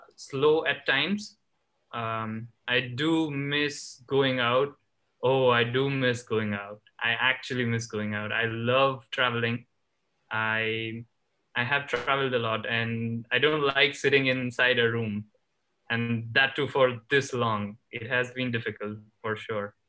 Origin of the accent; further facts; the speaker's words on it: Ahmedabad, Gujarat, India; moved away as an adult; also born or lived in Los Angeles; I was born and raised in India, in a state called Gujarat